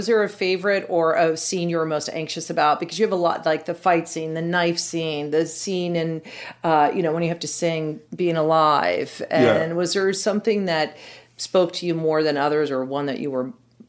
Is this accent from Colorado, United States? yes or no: yes; Colorado, United States; So we grew up right outside of Lowry Air Force Base.